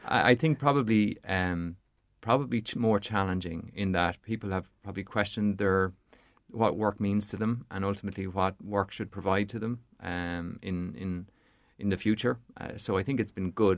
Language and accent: English; Portarlington, Leinster, Ireland; now in County Longford, Ireland; from a child growing up in Port Arlington, my, my mum and dad are still there